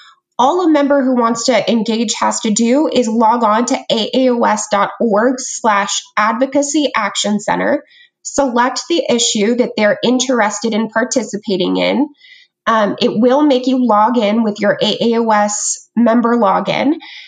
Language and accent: English; Idaho, United States; moved away; I worked for my home state senator, Senator Crapo from Idaho.